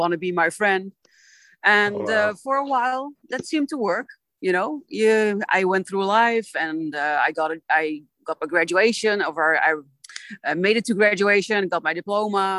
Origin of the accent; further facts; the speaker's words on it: Netherlands; I am from the Netherlands.